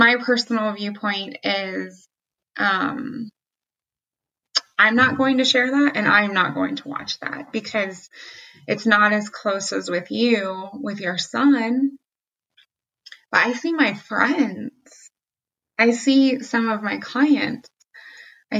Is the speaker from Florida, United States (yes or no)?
no; Southern Ohio, United States; as a white woman, I grew up in Southern Ohio